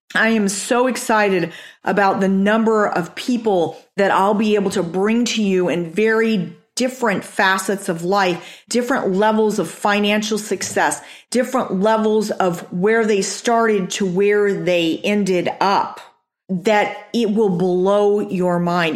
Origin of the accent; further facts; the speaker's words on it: Chandler, Arizona, United States; also born or lived in Amarillo, Texas / Japan; I grew up in Chandler.